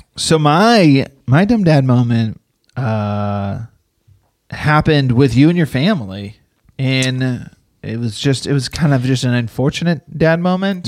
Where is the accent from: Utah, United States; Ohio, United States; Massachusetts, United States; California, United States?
Massachusetts, United States; Dracut; moved away as an adult; I was from Drake at, uh, Massachusetts, and Lowell, Methuen are all our neighboring towns